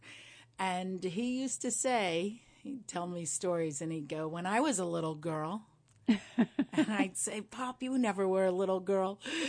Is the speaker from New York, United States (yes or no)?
yes; Windham, New York, United States; Yeah. I'm a heck. I'm from these mountains, and they've chosen me now, too.